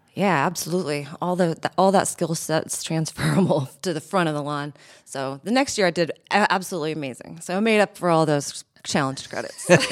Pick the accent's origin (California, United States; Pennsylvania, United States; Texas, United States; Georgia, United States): Georgia, United States; Athens; moved away as an adult; also born or lived in Buffalo, New York / Fort Myers, Florida / Rochester, New York; I grew up in Athens, Georgia